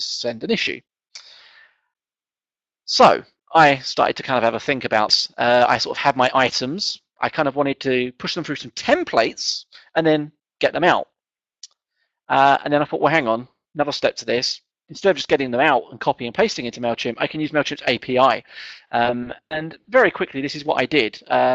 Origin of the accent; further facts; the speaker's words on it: England, United Kingdom; being English and kind of not quite middle class